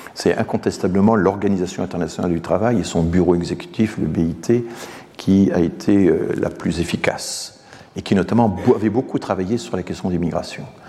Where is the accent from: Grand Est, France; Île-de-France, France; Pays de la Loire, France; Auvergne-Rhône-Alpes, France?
Grand Est, France; Strasbourg; je suis strasbourgeois